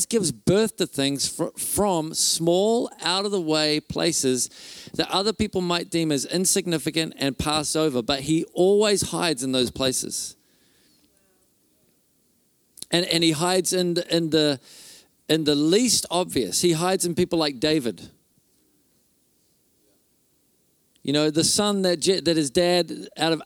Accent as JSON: {"language": "English", "region": "Auckland", "country": "New Zealand", "tie": "born or raised there", "moved": "yes", "lives_now": "Whangarei, New Zealand", "said": "I grew up in Auckland, but we live in Whangarei now"}